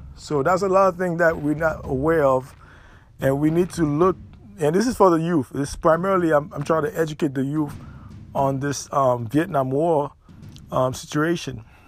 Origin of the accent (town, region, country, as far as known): United States